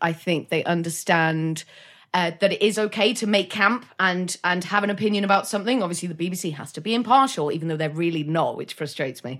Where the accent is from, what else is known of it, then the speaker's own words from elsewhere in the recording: North Wales, United Kingdom; I'm from North Wales